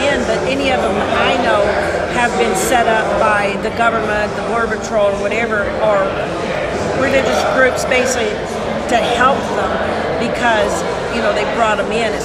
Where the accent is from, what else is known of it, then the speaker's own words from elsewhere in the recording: Texas Panhandle, United States; We grew up in the Texas Panhandle